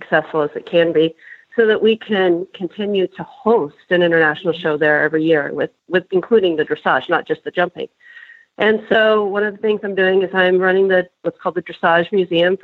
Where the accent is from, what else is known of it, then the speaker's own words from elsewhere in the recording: Nebraska, United States; now in Iowa, United States; I grew up in Nebraska